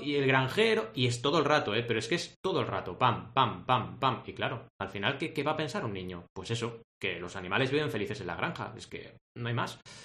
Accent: Barcelona, Catalonia, Spain; also born or lived in Argentina; nací en Argentina y llegué a Barcelona a los 8 años

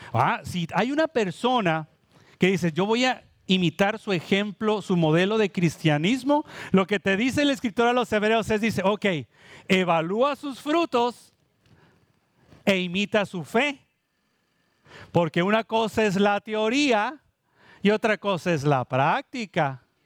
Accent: Mexico; now in Puerto Rico; Yo vengo de México

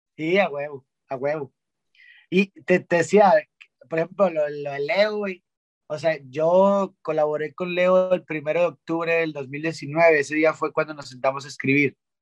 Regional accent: Monterrey, Nuevo León, Mexico; siendo regio

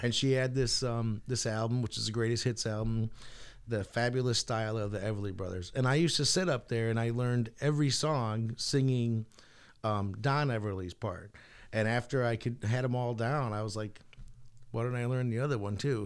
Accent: Portland, Connecticut, United States; have a music store in Portland in my hometown

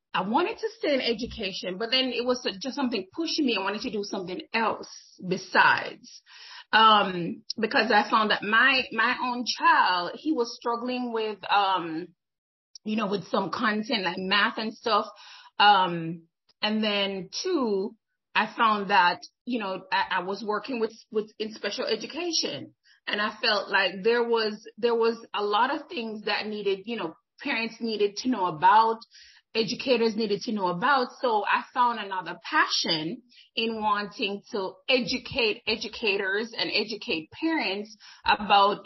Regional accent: Jamaica; moved away as an adult; now in United States; I'm originally from Jamaica

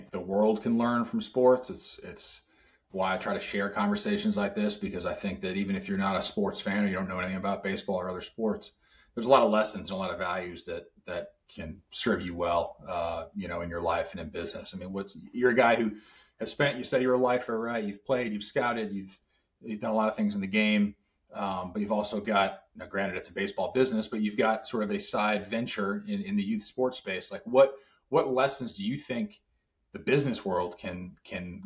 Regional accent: Boston, Massachusetts, United States; I grew up in Boston

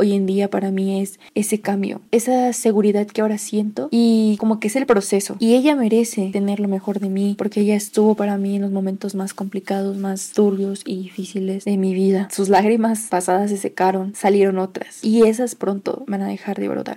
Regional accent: Toluca, State of Mexico, Mexico; soy del Estado de México, en específico de Toluca.

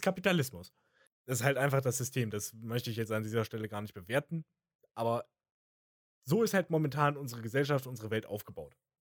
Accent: Germany; in dem Umfeld, in dem ich erzogen wurde, als Deutscher.

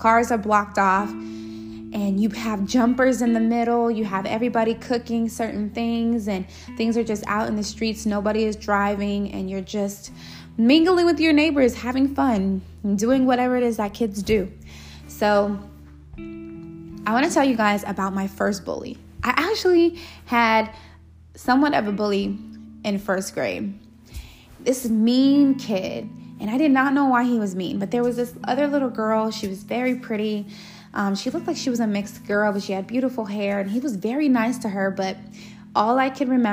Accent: Los Angeles, California, United States; when I was a young girl, I grew up in Los Angeles, California.

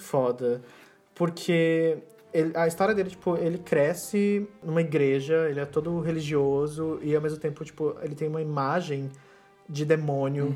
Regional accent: Cascavel, Paraná, Brazil; moved away; Cascavel, que é a minha cidade natal

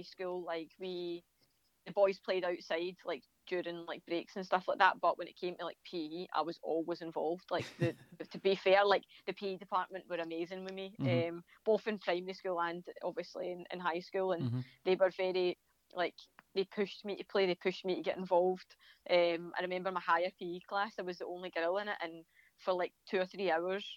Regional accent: a village outside Glasgow, Scotland, United Kingdom; I come from Brigade, which is like just a village outside of Glasgow

